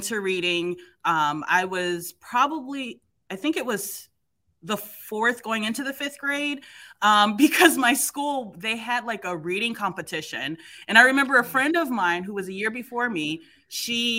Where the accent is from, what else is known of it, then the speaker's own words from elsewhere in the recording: Ohio, United States; moved away as an adult; also born or lived in Springfield, Massachusetts; now in Boston, United States; I'm in Boston. I'm originally from Ohio, but I ended up going to undergrad in Springfield, Mass.